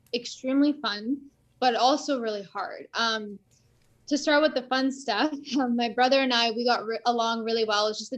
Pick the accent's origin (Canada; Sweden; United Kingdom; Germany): Canada; I was born in Canada